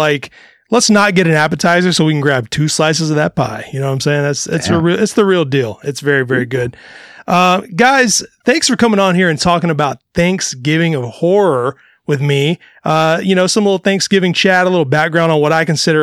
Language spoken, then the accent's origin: English; Mississippi, United States; I'm from Mississippi and I grew up eating cornbread dressing over stuffing